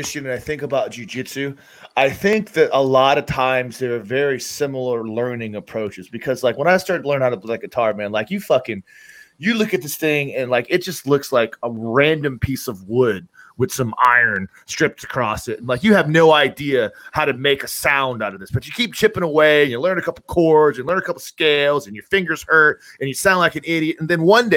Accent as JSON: {"language": "English", "town": "Tampa", "region": "Florida", "country": "United States", "tie": "born or raised there", "said": "I grew up in Tampa"}